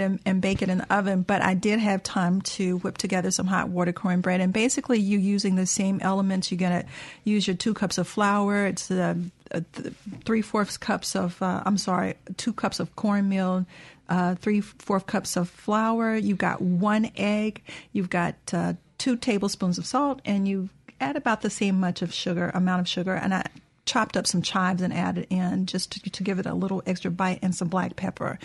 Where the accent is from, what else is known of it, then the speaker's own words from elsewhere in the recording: the South, United States; growing up in the South